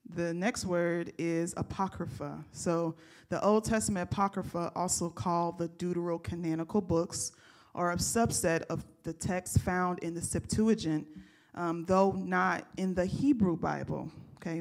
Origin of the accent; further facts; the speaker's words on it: United States; as a American believer